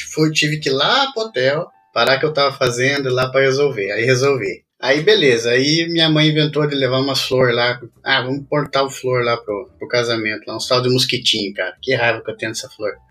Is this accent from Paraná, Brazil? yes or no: yes; Curitiba, Paraná, Brazil; moved away as an adult; now in England; Sou natural de Curitiba.